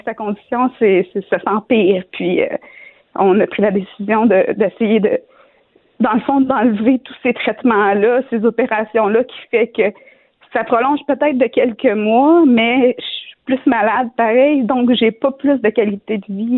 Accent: Shawinigan, Quebec, Canada; je viens de Shawinigan, une petite ville de, 50 000 habitants

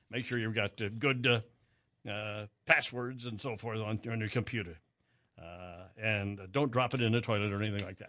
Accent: Wichita, Kansas, United States; growing up in Wichita

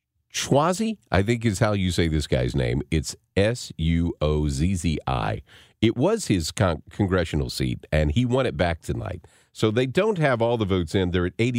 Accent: Arkansas, United States; moved away; growing up in Arkansas

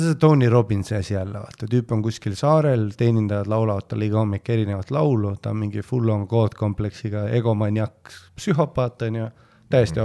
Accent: Püünsi, Harju County, Estonia; also born or lived in Poland; ma käisin ju Püünsi põhikoolis

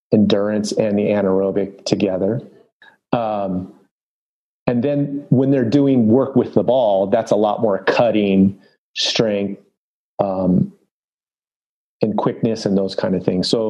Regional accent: Los Angeles, California, United States; I grew up in Los Angeles, North San Fernando Valley

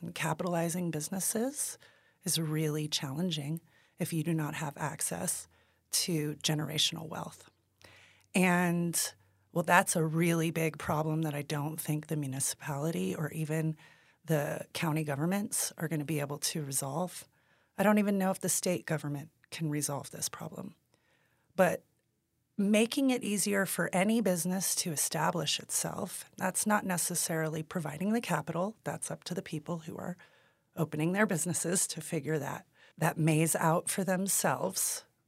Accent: Taos, New Mexico, United States; And I am from Taos. I was born and raised here

